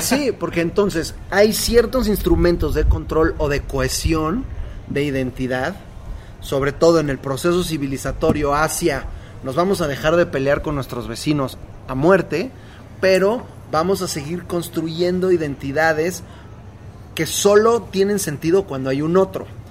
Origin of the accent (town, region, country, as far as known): Mexico